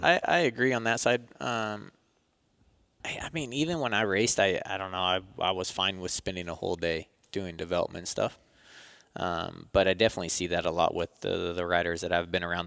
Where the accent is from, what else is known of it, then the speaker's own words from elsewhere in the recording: Turlock, California, United States; I grew up in Turlock, about an hour south of Sacramento